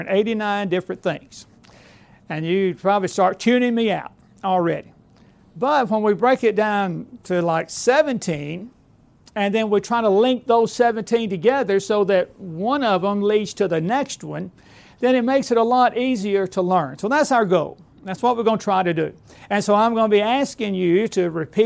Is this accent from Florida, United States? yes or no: no; Alabama, United States; moved away as an adult; now in Lawrenceburg, United States; I am a recent transplant to up there, being born and raised in Alabama